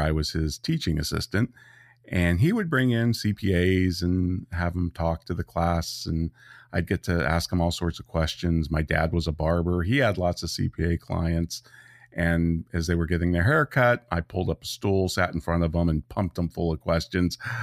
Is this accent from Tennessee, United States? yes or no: no; Santa Rosa, California, United States; also born or lived in Petaluma, California; I grew up in Santa Rosa, California